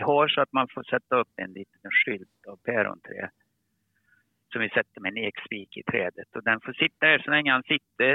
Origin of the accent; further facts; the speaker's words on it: Karlstad, Värmland, Sweden; accent: Värmland dialect; moved away as an adult; now in Skåne, Sweden; Jag pratar lite riktig värmländska. Och då förstår ni att jag är från Karlstad